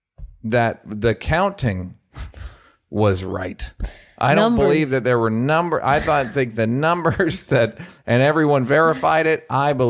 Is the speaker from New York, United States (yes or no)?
yes; Bronx, New York, United States; And I'm from the Bronx.